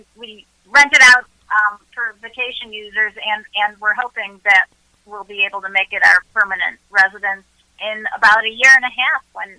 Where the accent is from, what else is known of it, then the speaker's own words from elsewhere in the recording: Chicago, Illinois, United States; I'm from Chicago. You can probably tell by the accent.